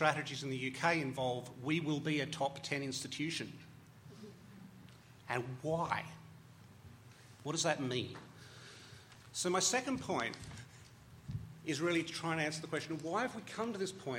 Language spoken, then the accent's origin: English; Australia; as an Australian